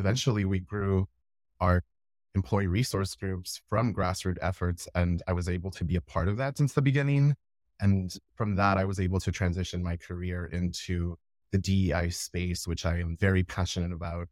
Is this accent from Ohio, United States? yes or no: no; Laredo, Texas, United States; my hometown where I'm from in Laredo, Texas